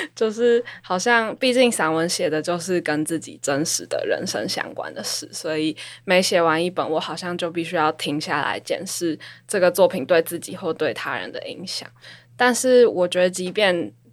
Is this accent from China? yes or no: no; Taipei, Taiwan; also born or lived in London; 因为我就是出生在台北，然后基本上我也没有离开过台北，我从小到大的求学都是在这里